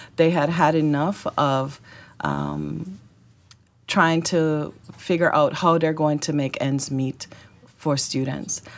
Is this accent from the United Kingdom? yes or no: no; Jamaica; accent: Jamaican; also born or lived in Florida / Georgia; now in Arkansas, United States; My accent is Jamaican. I migrated here with my family